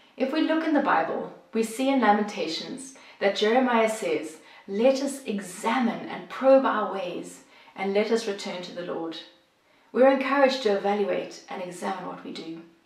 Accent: South Africa; moved away as an adult; now in Bosnia and Herzegovina; if you're wondering about the accent, I'm originally from South Africa, but I have lived and worked here in Bosnia and Herzegovina for the last 20 years.

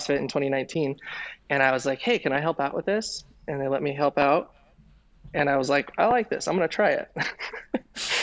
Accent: Denver, Colorado, United States; moved away; also born or lived in East Bay, California; I grew up in Denver, Colorado

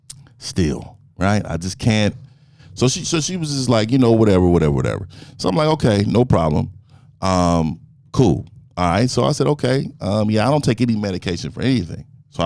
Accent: Frisco, Texas, United States; And I'm from Frisco.

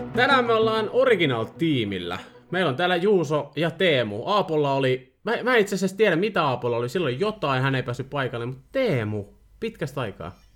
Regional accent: Finland; mä olen kotoisin samasta maasta kuin Kimi

